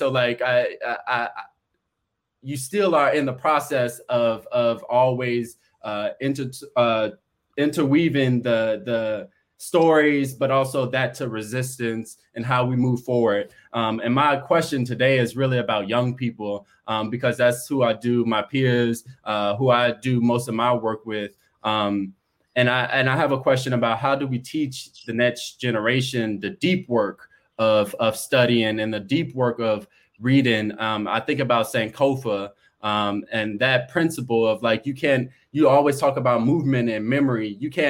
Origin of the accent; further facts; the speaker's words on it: Chicago, Illinois, United States; from Chicago.